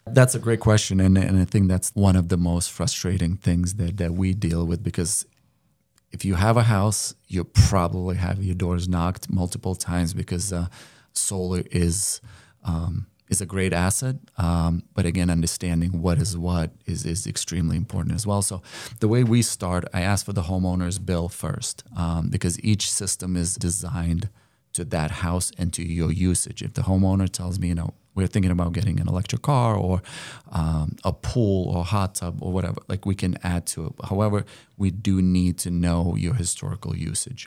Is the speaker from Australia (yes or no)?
no; Lithuania; moved away as an adult; now in United States; I came from Lithuania